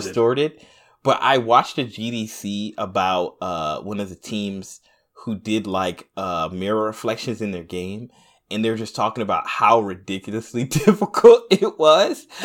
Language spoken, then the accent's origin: English; United States; I'm a Black American